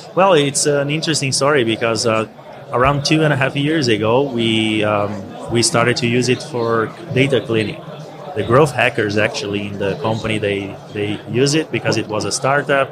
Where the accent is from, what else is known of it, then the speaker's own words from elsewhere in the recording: Brazil; moved away as an adult; also born or lived in Scotland; Originally, I'm from Brazil